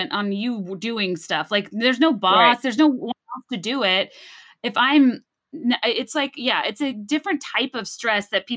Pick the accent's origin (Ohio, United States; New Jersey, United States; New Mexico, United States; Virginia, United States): Virginia, United States; moved away as an adult; also born or lived in New York; I'm from Virginia, but not like the deep South